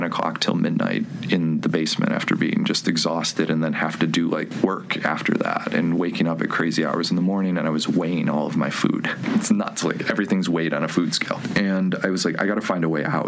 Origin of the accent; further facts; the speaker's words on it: Medina, New York, United States; moved away; I'm from a tiny town between Buffalo and Rochester, New York. It's called Medina